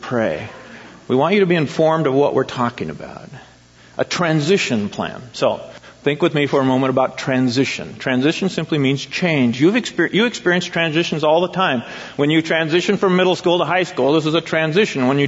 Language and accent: English; Eugene, Oregon, United States; moved away as an adult; also born or lived in Springfield, Oregon / San Jose, California; I in Eugene and Springfield